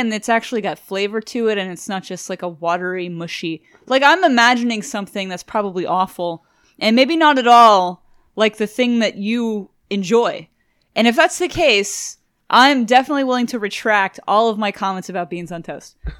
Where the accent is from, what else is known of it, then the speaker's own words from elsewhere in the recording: Cajun, Louisiana, United States; I'm Cajun